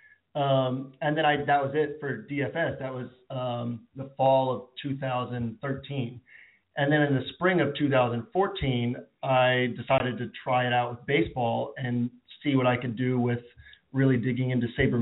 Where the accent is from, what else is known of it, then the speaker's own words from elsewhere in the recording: Boston, Massachusetts, United States; now in Tulsa, United States; I grew up in Boston